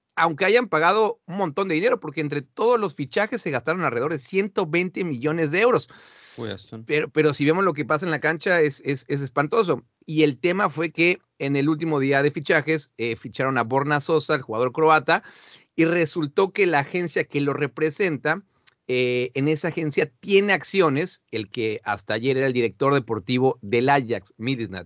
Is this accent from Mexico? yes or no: yes; Mexico; now in Amsterdam, Netherlands; Yo soy de México